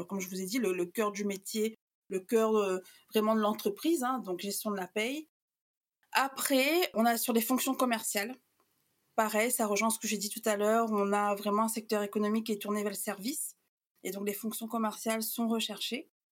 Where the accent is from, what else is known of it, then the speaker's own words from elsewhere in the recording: Réunion; moved away; on a quitté la Réunion, en fait, on était ados, euh, euh, pré-adultes